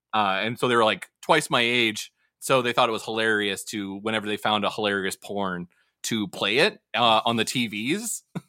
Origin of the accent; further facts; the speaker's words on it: Saint Paul, Minnesota, United States; So I worked at a record store in my hometown of St. Paul.